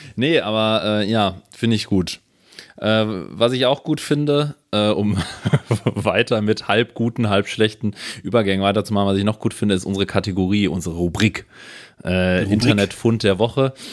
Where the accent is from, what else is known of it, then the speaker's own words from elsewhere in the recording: Ruhr area, North Rhine-Westphalia, Germany; ich bin im Ruhrgebiet aufgewachsen